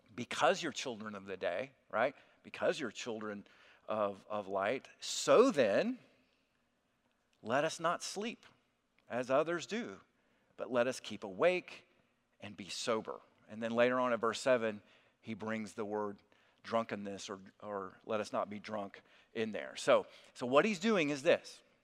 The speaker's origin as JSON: {"language": "English", "region": "South Alabama", "country": "United States", "also_born_or_lived": "Kentucky", "moved": "as an adult", "said": "I'm originally from South Alabama"}